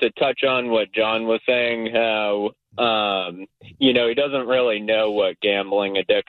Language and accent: English; Massachusetts, United States; We're from Massachusetts.